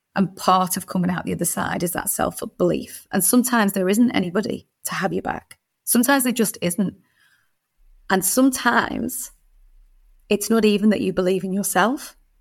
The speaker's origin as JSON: {"language": "English", "town": "Birkenhead", "region": "North West England", "country": "United Kingdom", "tie": "born or raised there", "said": "I was a, a little girl growing up in Birkenhead"}